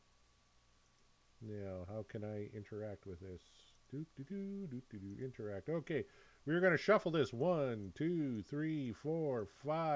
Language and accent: English; Saskatchewan, Canada; We're both from Saskatchewan